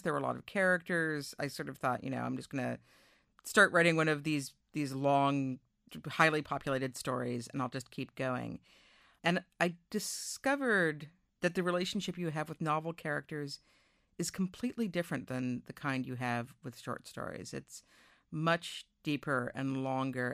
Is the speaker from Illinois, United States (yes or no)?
no; Newton, Massachusetts, United States; my hometown, Newton, Massachusetts